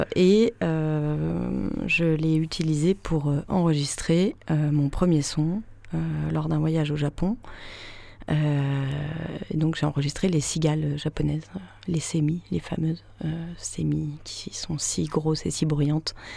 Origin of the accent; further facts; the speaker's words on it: Paris, Île-de-France, France; J'ai grandi à Paris